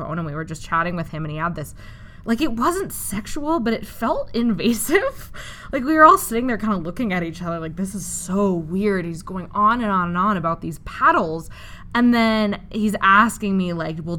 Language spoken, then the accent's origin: English; Western Canada, Canada; I'm from Western Canada.